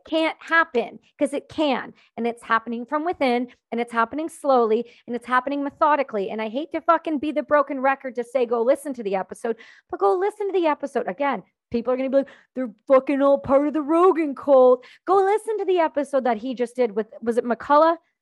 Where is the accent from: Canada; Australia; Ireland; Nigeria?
Canada; I'm not American, I'm Canadian